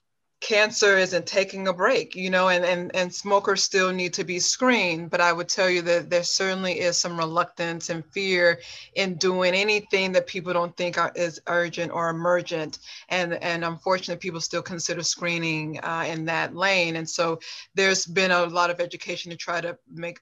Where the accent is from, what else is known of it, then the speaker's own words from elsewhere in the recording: Montgomery, Alabama, United States; also born or lived in Bronx, New York; What I consider home is Montgomery and not New York. I am not a New Yorker. I'm a Southern woman through and through